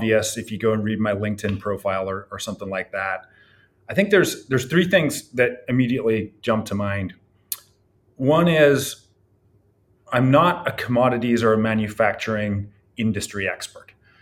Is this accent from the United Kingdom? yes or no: yes; Scotland, United Kingdom; also born or lived in Ireland; now in California, United States; I was born in Ireland and I grew up in Scotland.